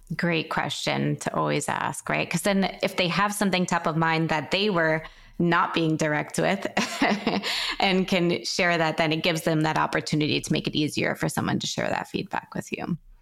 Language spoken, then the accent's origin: English; New York, United States; I'm from New York, too.